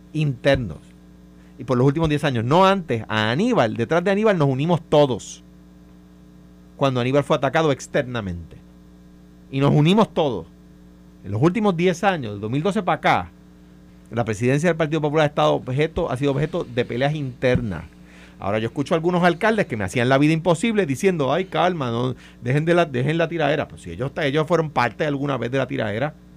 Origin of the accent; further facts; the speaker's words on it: Puerto Rico; como puertorriqueño